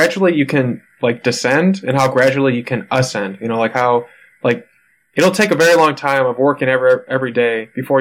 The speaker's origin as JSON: {"language": "English", "region": "Midwest", "country": "United States", "accent": "Midwest", "said": "I've now realized I have a slight accent, but I did not realize that the Midwest had an accent"}